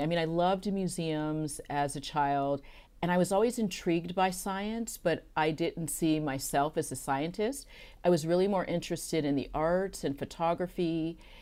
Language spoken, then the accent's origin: English; San Francisco, California, United States; also born or lived in Santa Cruz / Houston; growing up in San Francisco, Uh, we lived very close to Golden Gate Park